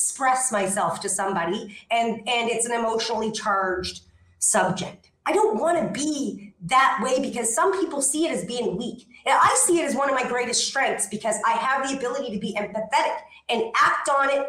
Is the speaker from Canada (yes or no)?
yes; Canada; now in Ixtapa, Mexico; I'm actually a Canadian and I live in Ixtapa, Mexico.